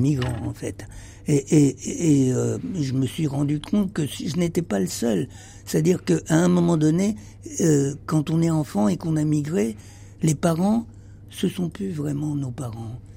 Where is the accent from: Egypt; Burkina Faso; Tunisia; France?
Egypt; moved away; je suis né en Égypte et, et euh, je pense que ma famille était en Égypte depuis toujours.